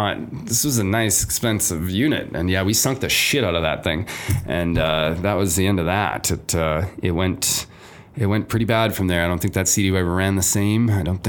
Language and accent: English; Toronto, Ontario, Canada; also born or lived in Canadian Prairies; I believe it or not, even growing up in Toronto and the prairies, I was a sea cadet for 9 years when I was a teenager.